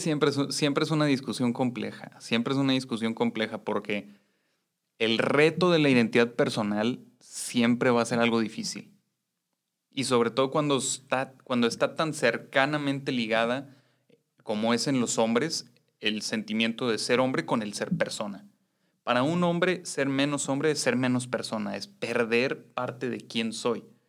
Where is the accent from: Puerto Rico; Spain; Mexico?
Mexico; hombres criados en una sociedad machista como la mexicana